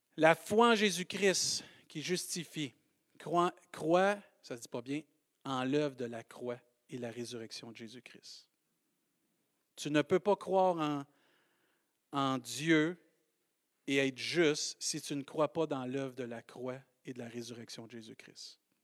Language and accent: French; Saint-Hyacinthe, Quebec, Canada; accent: Maskoutain; J'ai un accent euh, Mascoutin